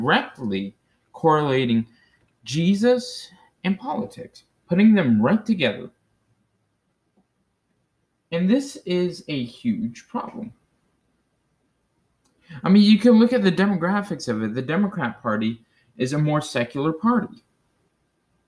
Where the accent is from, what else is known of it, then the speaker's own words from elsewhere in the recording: United States; as an American